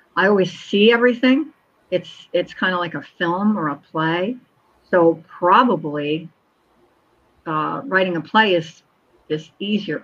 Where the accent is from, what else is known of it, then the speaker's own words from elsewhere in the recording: Collingswood, New Jersey, United States; A Collingswood Christmas because I placed it in my hometown where I grew up